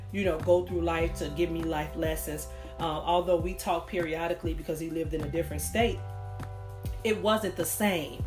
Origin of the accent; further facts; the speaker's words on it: Chicago, Illinois, United States; broadcasting from Chicago, Illinois, my hometown